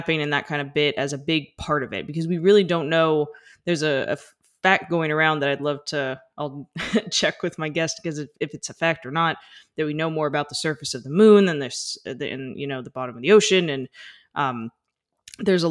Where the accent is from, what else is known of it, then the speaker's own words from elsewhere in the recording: United States; I'm an American and we didn't grow up on the metric system